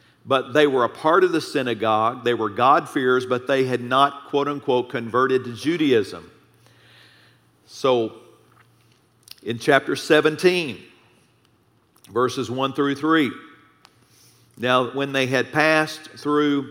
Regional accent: Texas, United States; I'm five generations Texan

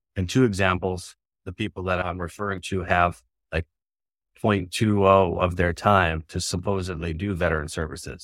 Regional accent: Spirit Lake Nation Reservation, North Dakota, United States; I was born and raised on the Spirit Lake Nation Reservation

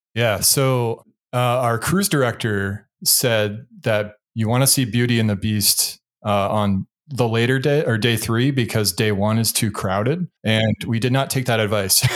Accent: New England, United States; moved away; I'm from New England originally

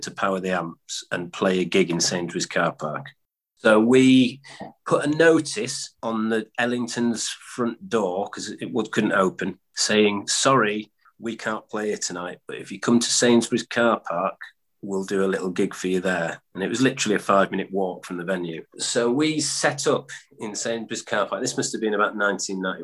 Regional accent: Yorkshire and the Humber, United Kingdom; also born or lived in Stockport; We're from Yorkshire

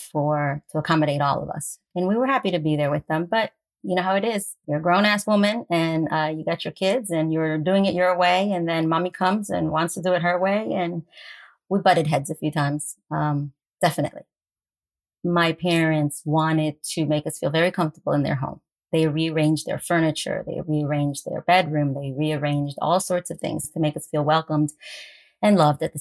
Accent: Westchester County, New York, United States; I grew up in Westchester County in New York

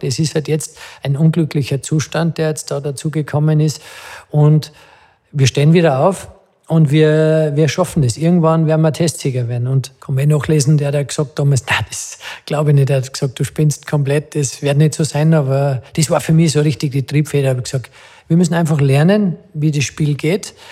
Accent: Adnet, Salzburg, Austria; weil ich mit dem Peter äh, ja, aufgewachsen bin in dem Dorf Atnet

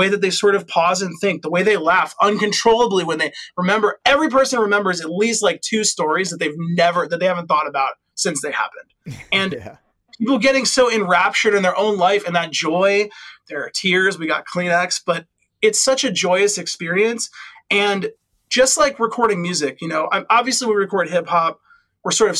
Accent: Midwest, United States; I'm from the Midwest

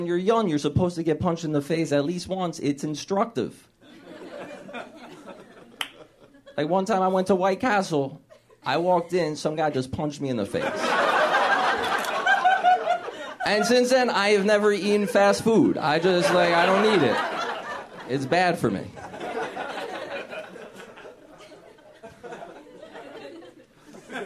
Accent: New Jersey, United States; also born or lived in Chicago; now in Los Angeles, United States; I grew up in New Jersey, spent a lot of time in Chicago, and I moved here.

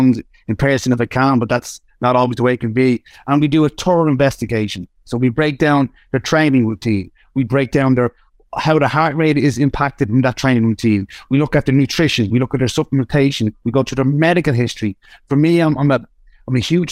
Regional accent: Ireland; I'm still Irish. So if the guys can't understand me on Spotify, you can slow me down. You can't un-Irish me

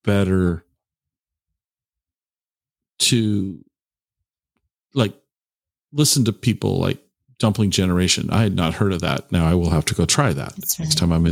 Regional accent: Tacoma, Washington, United States; I grew up in Tacoma. I lived in Tacoma.

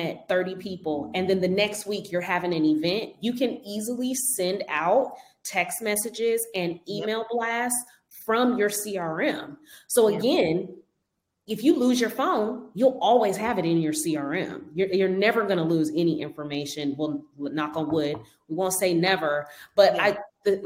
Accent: Denver, Colorado, United States; moved away as an adult; I'm from Denver. I moved here 10 years ago to do hair

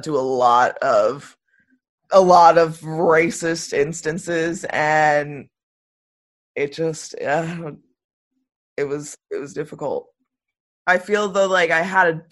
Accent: Tualatin, Oregon, United States; I am from Tualatin, Oregon, and I go to University of Oregon

